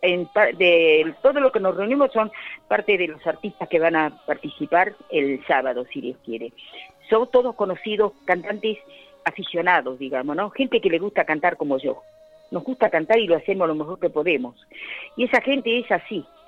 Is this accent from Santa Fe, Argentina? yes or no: no; Olivos, Buenos Aires Province, Argentina; moved away as an adult; also born or lived in Azul; now in Pilar, Argentina; yo me crié en Olivos.